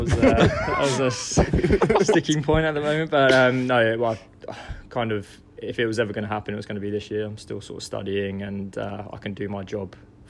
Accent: Guildford, South East England, United Kingdom; So my background back home, I moved from Guildford a couple of years ago to take on a director of cricket role at my new club, Horsley and Send.

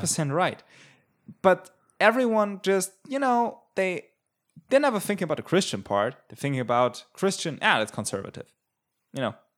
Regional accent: Germany

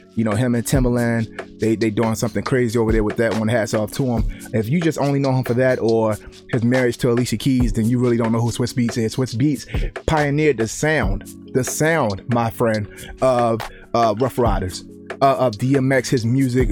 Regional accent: Baltimore, Maryland, United States; growing up in the inner cities. I'm from Baltimore

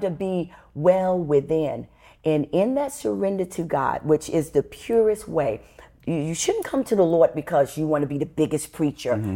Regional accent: New York City, New York, United States; I was born and raised in the Bronx, New York

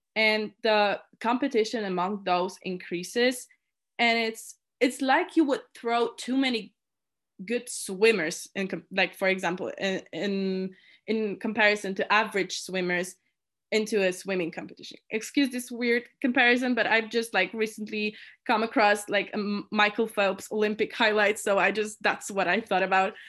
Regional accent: Poland; moved away as an adult; now in Innsbruck, Austria; I was born and raised in Poland, and now, now I live in Innsbruck, Austria

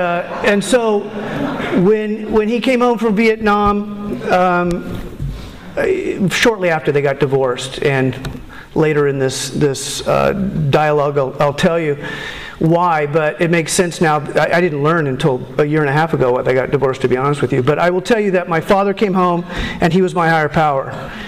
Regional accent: Huntington Beach, California, United States; also born or lived in Hawaii; I was born in Hawaii. I came from a military family, and which meant we moved a lot. And we left Hawaii when I was still pretty young, and moved to the mean streets of Huntington Beach. And I lived there most of my life.

